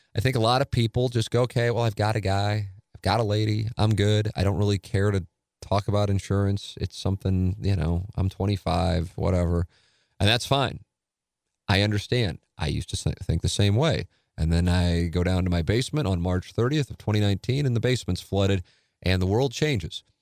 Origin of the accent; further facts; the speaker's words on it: St. Louis, Missouri, United States; also born or lived in Columbia, Missouri / Little Rock, Arkansas; to have worked nearly two decades in my hometown